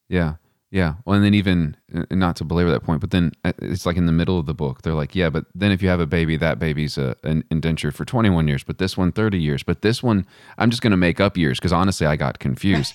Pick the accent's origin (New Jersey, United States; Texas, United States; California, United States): Texas, United States; Western; now in Charlottesville, United States; I didn't grow up in Charlottesville, I grew up in Western Texas